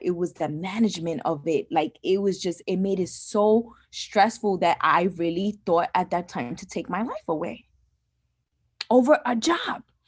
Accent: New York City, New York, United States; first language English; growing up where I grew up in the Bronx

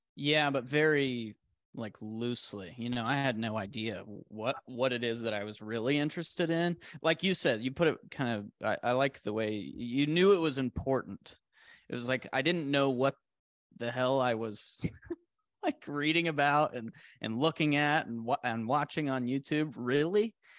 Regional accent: Arizona, United States; 'cause this is where I grew up. I'm born and raised in Arizona.

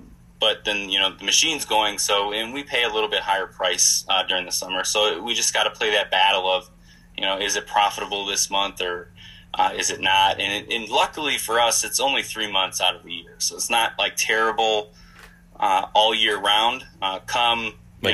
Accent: Wisconsin, United States; now in Phoenix, United States; I'm originally from Wisconsin

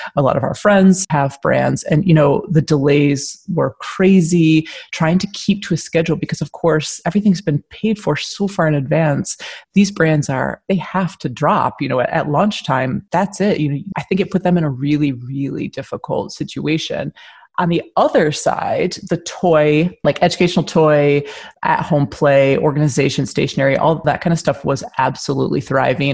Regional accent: Michigan, United States; moved away as an adult; also born or lived in Philadelphia; now in Edinburgh, United Kingdom; I'm a, an American. I was born in Michigan, but I moved here from Philadelphia 14 years ago.

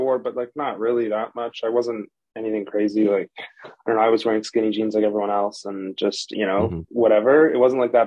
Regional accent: Toronto, Ontario, Canada; also born or lived in Los Angeles; Originally from Toronto, Canada. Born and raised, lived there for the majority

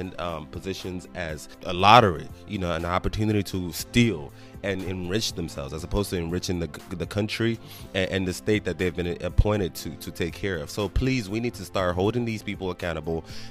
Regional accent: Nigeria; moved away; I'm still black, and at the end of the day, I'm still Nigerian

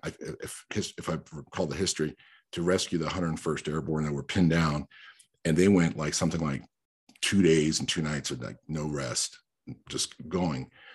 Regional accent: New York, United States; English is a second language; I'm a New Yorker because I spent my formative years in New York

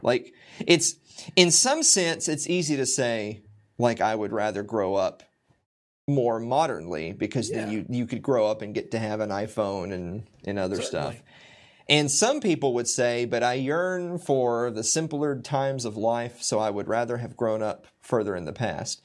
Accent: Tennessee, United States; I'm from Tennessee.

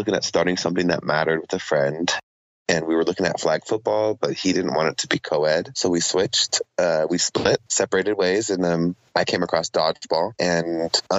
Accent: Oceanside, California, United States; also born or lived in Chula Vista, California / Panama; now in San Diego, United States; a young lady that I grew up with in Oceanside and went to preschool together all the way through high school

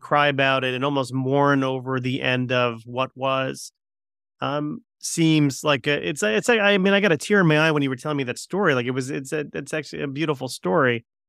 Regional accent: Connecticut, United States; I'm a Connecticut guy

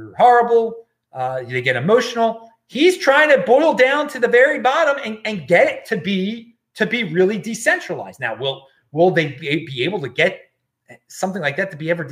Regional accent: Maryland, United States; moved away; near Camp David, Maryland, my home state

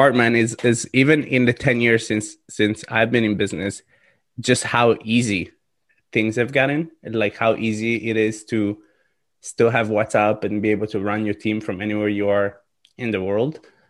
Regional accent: Italy; English is a second language; So I am from Italy, yeah.

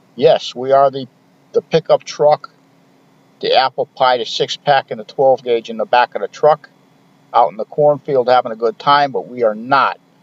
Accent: United States; we as American citizens

